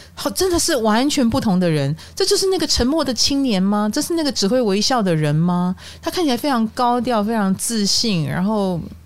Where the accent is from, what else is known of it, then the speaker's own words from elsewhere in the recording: Taiwan; 所以在我们台湾人的朋友们眼中的他